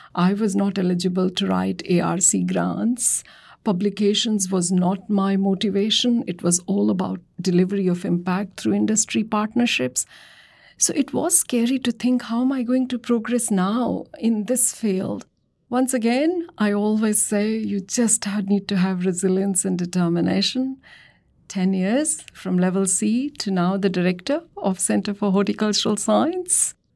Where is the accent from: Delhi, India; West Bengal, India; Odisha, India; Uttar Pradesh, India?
Delhi, India; moved away; I'm from Delhi and grew up seeing the transformation of Delhi as it progressed